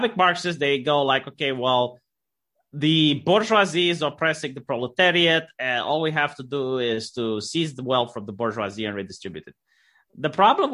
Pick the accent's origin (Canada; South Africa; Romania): Romania; I'm from Romania and I didn't have any black slaves in my family line